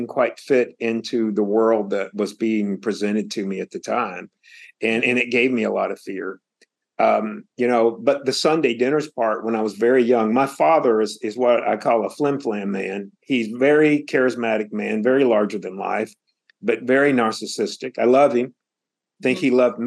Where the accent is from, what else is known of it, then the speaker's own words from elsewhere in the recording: Statesville, North Carolina, United States; I was born in Statesville, North Carolina, and really outside of Statesville in what I call rural North Carolina. So it was a very conservative place, as you might imagine. And I came to life and grew up in a very conservative town.